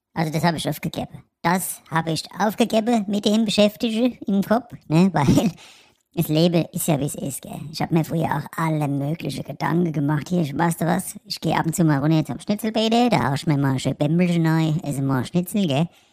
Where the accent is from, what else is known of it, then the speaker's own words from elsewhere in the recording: Frankfurt, Hesse, Germany; als Frankfurter